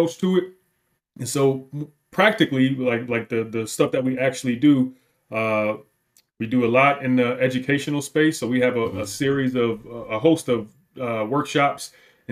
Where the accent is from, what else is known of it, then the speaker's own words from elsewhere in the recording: Detroit, Michigan, United States; moved away; also born or lived in Wisconsin; I grew up in Detroit